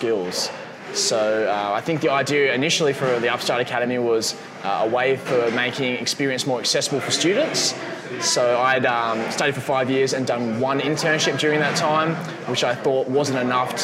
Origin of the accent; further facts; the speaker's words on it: Perth, Western Australia, Australia; moved away; myself and Leo, my co-founder, we're from Perth originally